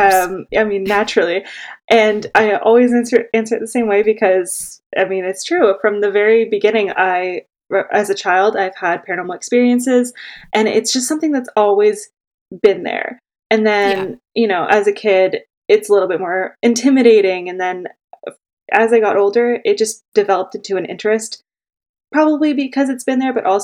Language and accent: English; Oakville, Ontario, Canada; now in Toronto, Canada; I was born and raised in Oakville, so I would sneak in and say I'm from Toronto too until I moved out